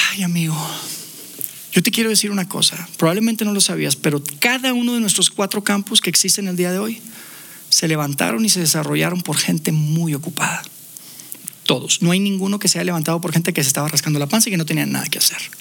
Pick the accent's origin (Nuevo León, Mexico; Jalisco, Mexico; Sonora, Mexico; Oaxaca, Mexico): Nuevo León, Mexico; Monterrey; now in Mexico City, Mexico; Viviendo ya acá en Ciudad de México, nosotros somos de Monterrey.